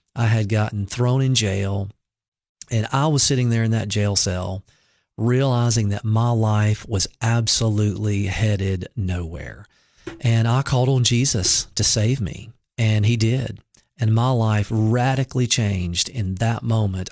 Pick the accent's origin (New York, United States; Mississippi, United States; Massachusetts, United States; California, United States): Mississippi, United States; now in Cookeville, United States; I grew up in Mississippi